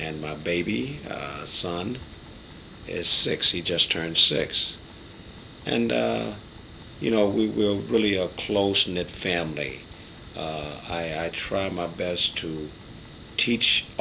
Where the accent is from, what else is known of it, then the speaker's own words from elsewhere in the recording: Virginia, United States; moved away; also born or lived in Washington, D.C.; I was born in Virginia, a little small town in Virginia